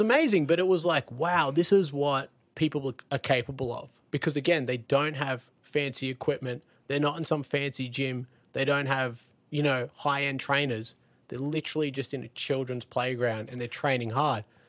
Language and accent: English; Lennox Head, New South Wales, Australia; I grew up in Lenox Head in Australia